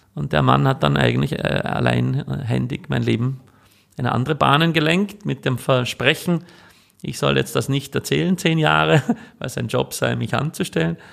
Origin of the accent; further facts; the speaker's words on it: Switzerland; moved away as an adult; also born or lived in California, United States / Vienna, Austria; now in Austria; ich bin ja eigentlich Schweizer, in die Schweiz zurück und dann meine Eltern besucht